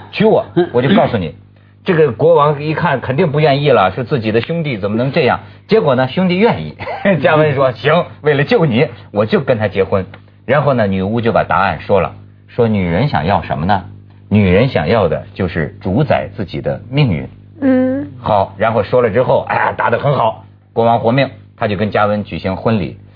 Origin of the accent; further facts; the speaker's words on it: China; 我们作为大陆人